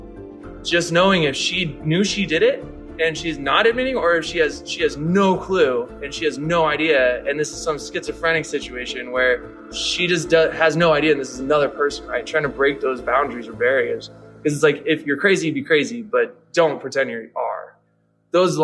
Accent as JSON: {"language": "English", "town": "Detroit", "region": "Michigan", "country": "United States", "tie": "born or raised there", "said": "I was born in Detroit"}